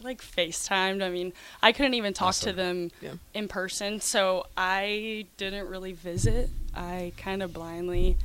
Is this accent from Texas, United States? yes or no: yes; Argyle, Texas, United States; moved away as an adult; also born or lived in Arizona; now in Nebraska, United States; I'm from Argyle, Texas